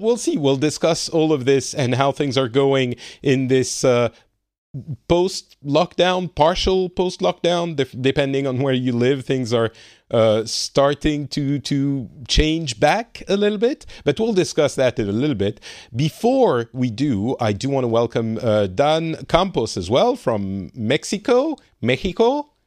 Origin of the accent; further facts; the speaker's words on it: France; now in Finland; I'm from France and I currently live in Finland